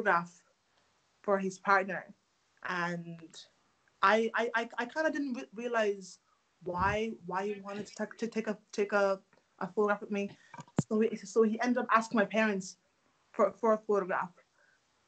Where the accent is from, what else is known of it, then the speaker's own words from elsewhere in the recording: Ireland; also born or lived in Democratic Republic of Congo; I'm from the Democratic Republic of Congo. I moved to Ireland when I was 5 years of age